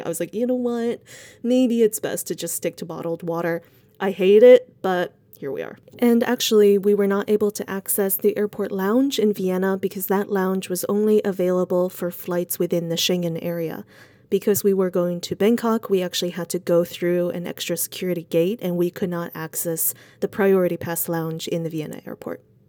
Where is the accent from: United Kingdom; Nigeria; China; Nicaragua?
China; Sichuan; moved away; I am actually from Sichuan